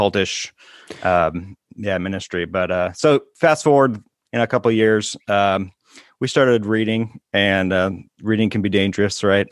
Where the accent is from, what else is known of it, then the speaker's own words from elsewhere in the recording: Brooklyn Park, Minnesota, United States; I grew up in Minneapolis suburbs, uh, Brooklyn Park, it's the name of the city